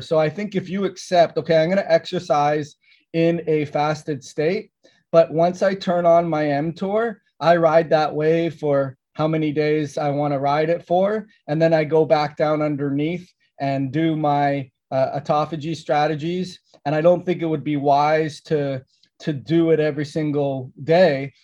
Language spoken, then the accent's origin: English; Canada; I grew up in Canada